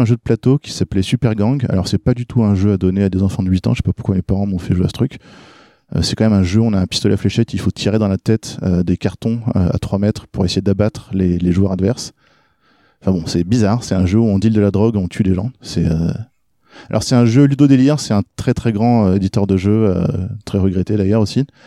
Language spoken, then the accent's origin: French; France; also born or lived in Norway; quand on est arrivé en France, que je suis né en Norvège, mais on s'est installé en France euh, quand j'avais 3-4 ans